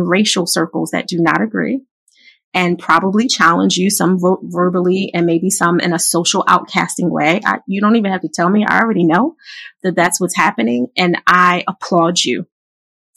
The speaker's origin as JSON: {"language": "English", "town": "Philadelphia", "region": "Pennsylvania", "country": "United States", "tie": "born or raised there", "said": "growing up in Philly"}